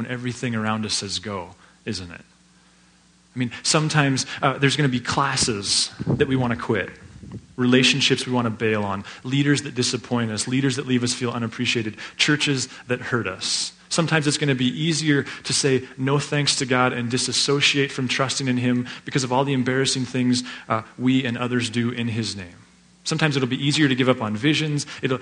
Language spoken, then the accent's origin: English; Laurel, Montana, United States; I grew up in Laurel